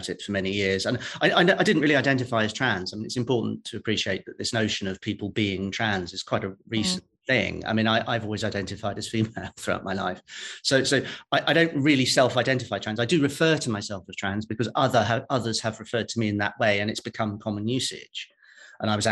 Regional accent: Welsh, Wales, United Kingdom; I'm a Welsh judge. A Catholic Welsh judge

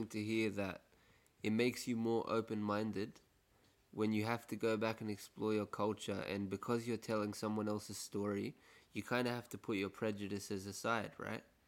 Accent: Egypt; also born or lived in Western Sydney; now in Sydney, Australia; I'm from Egypt

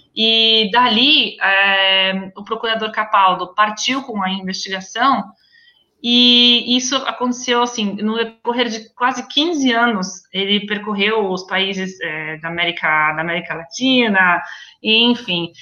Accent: Brazil; moved away as an adult; now in Venice, Italy; Eu sou brasileira, mas eu também sou italiana

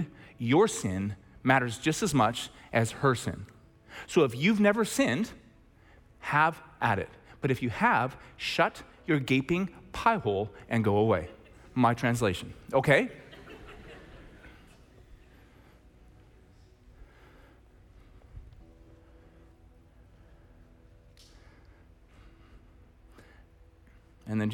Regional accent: Red Deer, Alberta, Canada; I'm from Red Deer

